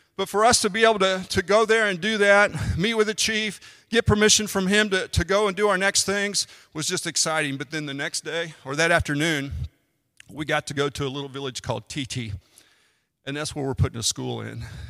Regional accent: United States; I'm an American

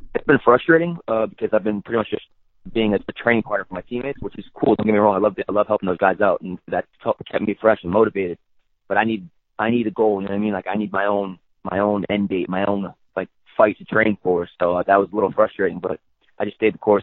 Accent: New York, United States; being a New Yorker

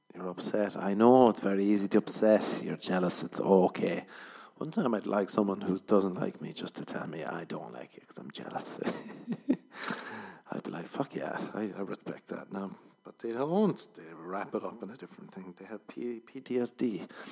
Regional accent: Ireland; I'm Irish

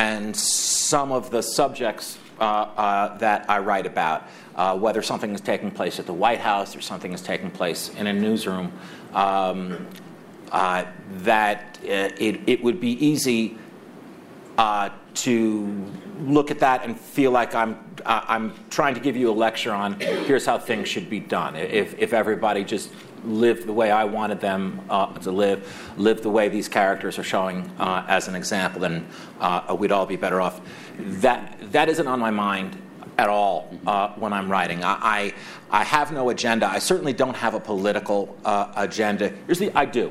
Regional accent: Scarsdale, New York, United States; also born or lived in Manhattan, New York; I grew up first in Manhattan and then in a suburb of New York called Scarsdale

